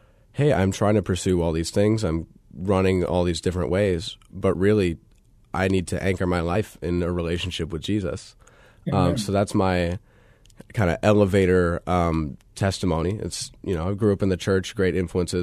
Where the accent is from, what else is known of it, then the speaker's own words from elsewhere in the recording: Tucson, Arizona, United States; I was born in Tucson, Arizona